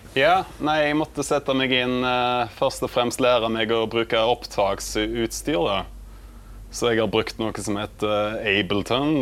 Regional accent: Vikedal, Rogaland, Norway; jeg kommer fra Vikedal, som er en veldig liten plass på Vestlandet

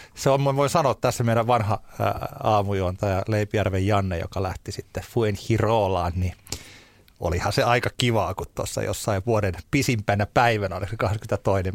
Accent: Tampere, Pirkanmaa, Finland; mä olen syntynyt Tampereella ja mä asun täällä

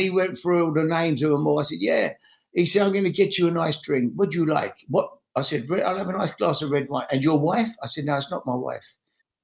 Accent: London, United Kingdom; I grew up in the East End of London

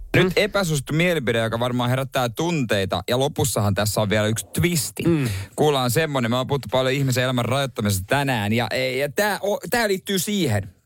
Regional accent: Seinäjoki, South Ostrobothnia, Finland; oma kotikuntani Seinäjoki

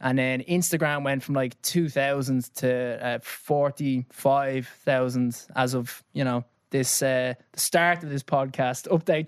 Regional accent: Dublin, Leinster, Ireland; now in London, United Kingdom; I grew up in Clontarf, went to Mount Temple

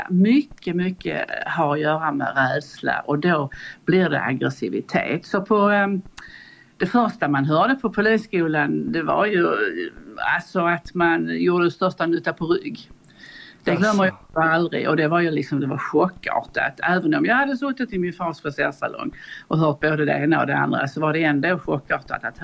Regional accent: Borby, Sweden; Jag kom från landet och jag kom direkt i princip från Borby.

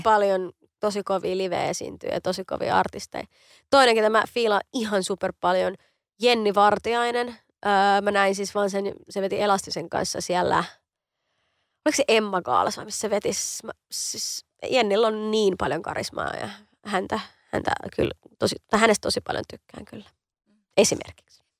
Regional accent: Helsinki, Uusimaa, Finland; mähän on Kontulasta kotoisin, mä oon niin kuin lähiömuijia

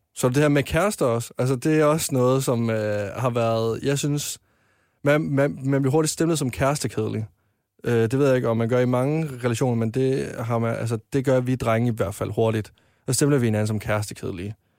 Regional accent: Varde, Southern Denmark, Denmark; moved away as an adult; now in Copenhagen, Denmark; jeg var med i en drengegruppe hjemme i Varde

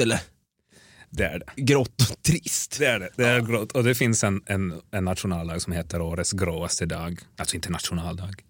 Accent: Helsinki, Uusimaa, Finland; first language Swedish; moved away as an adult; now in Stockholm, Sweden; född och uppvuxen i Helsingfors

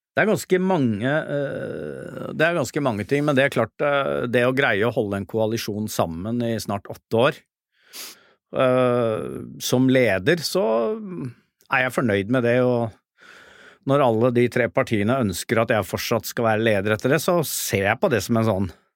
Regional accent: Oslo, Norway; for å være her i Oslo, som er hjembyen min

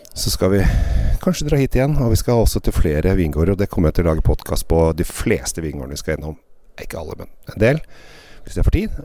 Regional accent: Norway; hjemme i Norge

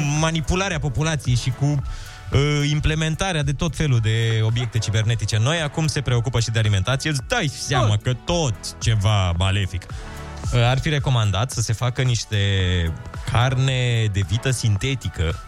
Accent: Gheorgheni, Harghita County, Romania; din Gheorgheni. Oh, de la mine din oraș

